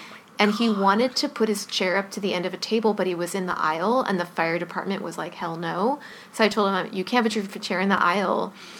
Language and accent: English; Los Angeles, California, United States; I'm standing in the lobby of the Mayfair Hotel in historic downtown Los Angeles. This is my hometown